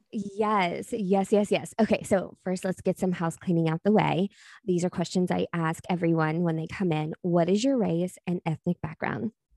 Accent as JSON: {"language": "English", "region": "Texas", "country": "United States", "said": "I'm from Texas"}